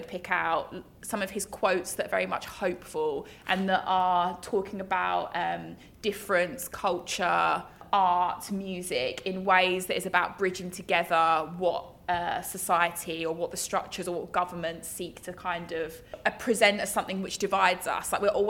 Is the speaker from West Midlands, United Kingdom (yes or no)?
yes; West Midlands, United Kingdom; now in London, United Kingdom; I'm from the West Midlands